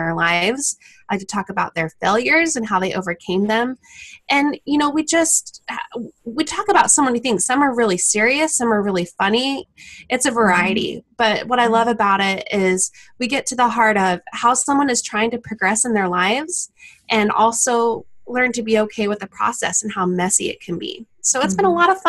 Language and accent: English; Farmington, Utah, United States; also born or lived in East Bay, San Francisco area; now in San Francisco Bay Area, United States; I'm originally from Utah, born and raised in Farmington.